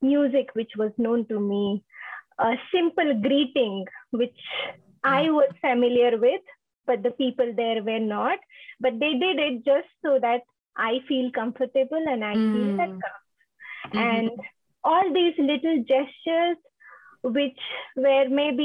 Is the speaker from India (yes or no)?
yes; India; moved away as an adult; now in United States; I'm from India, and I'm in the United States for last 3 years now.